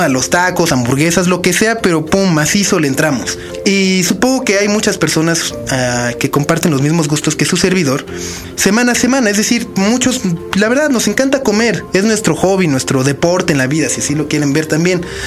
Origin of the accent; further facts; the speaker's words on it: Mexico; como mexicano